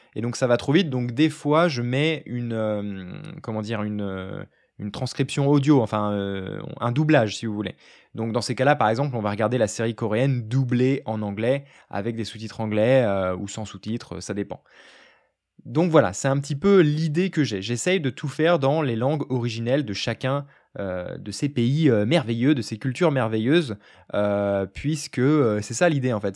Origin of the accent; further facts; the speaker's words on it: France; first language French; je suis un Français assez fier de sa culture